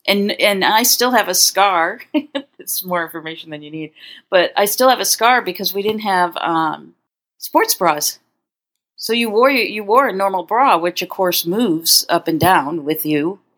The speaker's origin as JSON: {"language": "English", "region": "Connecticut", "country": "United States", "tie": "born or raised there", "said": "In Connecticut."}